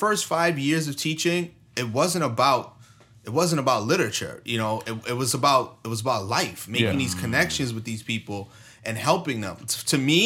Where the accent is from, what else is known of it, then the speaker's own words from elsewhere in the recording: New York, United States; moved away; I'm from New York